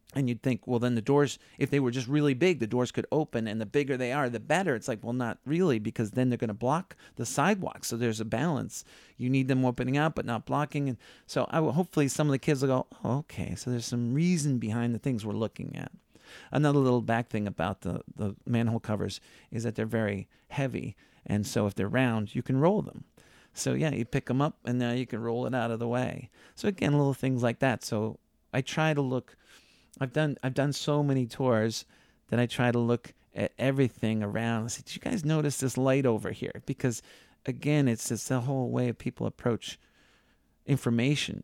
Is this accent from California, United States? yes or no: no; Needham, Massachusetts, United States; I grew up in Needham, Massachusetts, not too far out of town